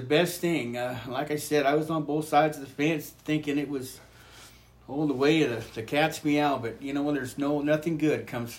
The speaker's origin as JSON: {"language": "English", "region": "Northern California", "country": "United States", "moved": "as an adult", "lives_now": "South Dakota, United States", "said": "I'm from Northern California and come from a praying family, or somewhat a praying family. My great-grandma and grandpa were good holiness people. My grandma was a good holiness people."}